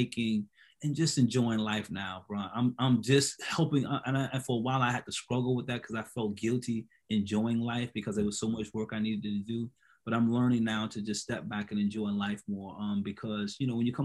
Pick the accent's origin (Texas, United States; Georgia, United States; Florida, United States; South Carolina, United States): South Carolina, United States; Hilton Head Island; I'm from Hilton Head